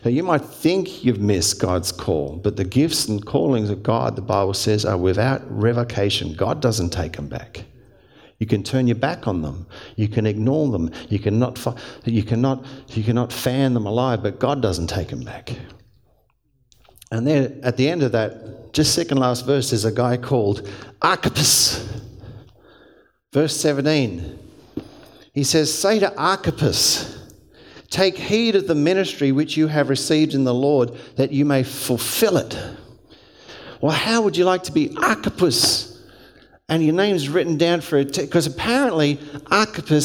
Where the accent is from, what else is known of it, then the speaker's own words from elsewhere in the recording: Hurstville, New South Wales, Australia; I grew up in the Salvation Army. And Salvation Army, once a month we'd march into the streets of Hurstville Corps I belonged